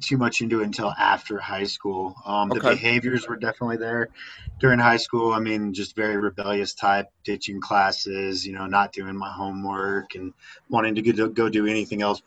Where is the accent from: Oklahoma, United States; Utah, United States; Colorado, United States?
Colorado, United States; Littleton; also born or lived in Lakewood, Colorado; I'm Colorado native, born and raised in the Littleton, Lakewood, kind of metro area